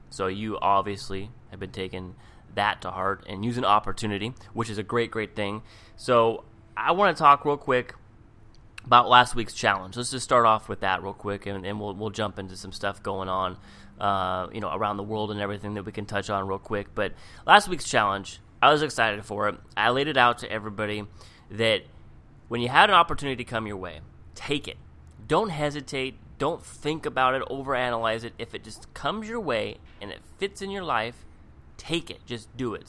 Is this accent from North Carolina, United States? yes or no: no; Seattle, Washington, United States; moved away as an adult; also born or lived in Palm Springs, California; now in Orange County, United States; I grew up in Seattle